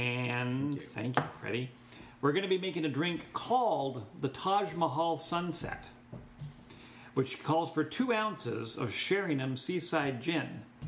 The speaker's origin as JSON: {"language": "English", "country": "Canada", "said": "Because I'm Canadian."}